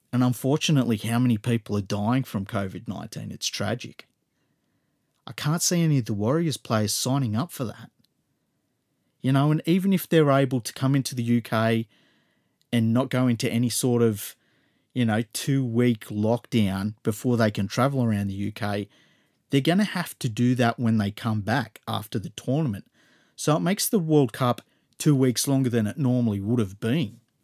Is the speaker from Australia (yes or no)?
yes; Australia; as an Australian